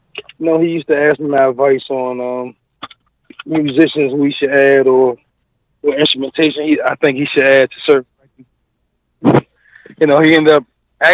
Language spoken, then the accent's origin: English; Norfolk, Virginia, United States; Born and raised in Norfolk, Virginia.